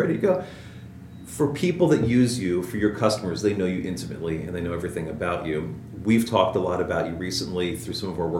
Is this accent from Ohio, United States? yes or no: yes; Cincinnati, Ohio, United States; I'm from Cincinnati, too.